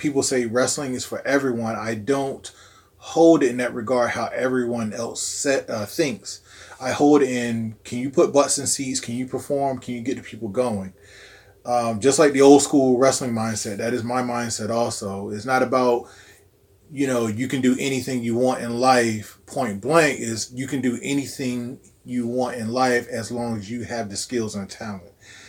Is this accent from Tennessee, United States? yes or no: no; New York, United States; also born or lived in Virginia; Like, I know I'm from New York and to Virginia